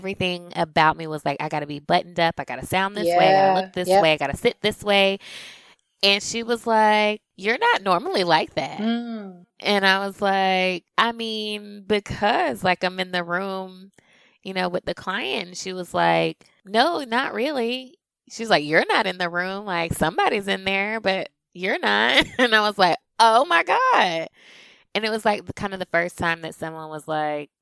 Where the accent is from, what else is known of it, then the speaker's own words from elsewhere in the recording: the South, United States; accent: Southern; My accent, my Southern comes out a lot when, just when I'm at home with my family